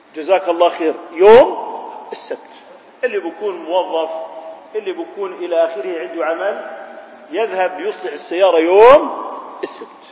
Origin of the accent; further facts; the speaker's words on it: Jordan; احنا عندنا في الأردن